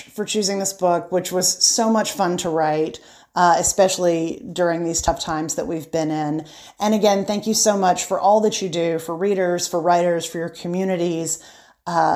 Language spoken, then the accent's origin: English; Dothan, Alabama, United States; my hometown library in Dothan, Alabama